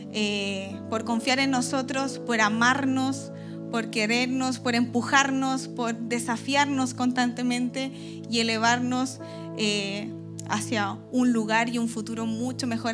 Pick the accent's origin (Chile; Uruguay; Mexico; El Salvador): Chile; Aquí decimos como buen chileno